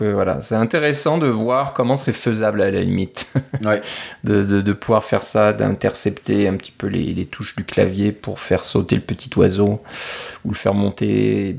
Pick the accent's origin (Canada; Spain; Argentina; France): France; en, tant que Français